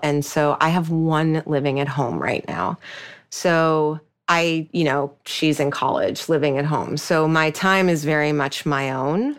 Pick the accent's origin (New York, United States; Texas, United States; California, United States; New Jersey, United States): New York, United States; I'm a New Yorker